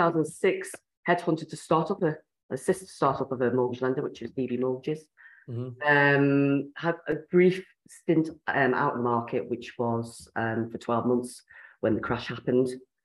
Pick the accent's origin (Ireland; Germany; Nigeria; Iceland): Ireland; now in West Yorkshire, United Kingdom; Yes, I'm in West Yorkshire. So, yes, I've been around the block a bit. I'm Irish as well.